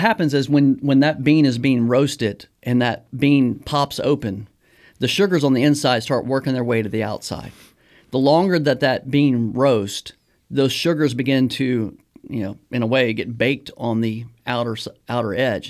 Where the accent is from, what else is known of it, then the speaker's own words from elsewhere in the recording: Baton Rouge, Louisiana, United States; growing up in Louisiana, um, I'm from Baton Rouge